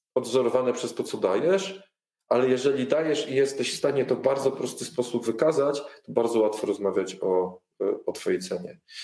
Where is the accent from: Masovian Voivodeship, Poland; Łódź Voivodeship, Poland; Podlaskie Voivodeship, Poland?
Masovian Voivodeship, Poland; Warsaw; jestem z Warszawy